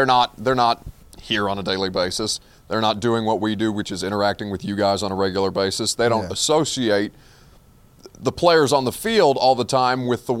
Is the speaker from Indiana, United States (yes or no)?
yes; Indiana, United States; moved away; because I'm from Indiana.